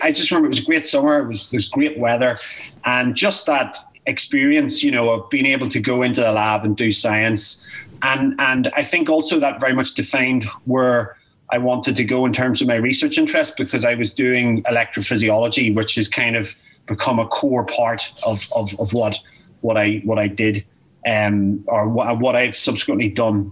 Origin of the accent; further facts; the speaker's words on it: Newry, Northern Ireland, United Kingdom; I grew up in Newry. Uh, I was born in Newry and um, and educated in Newry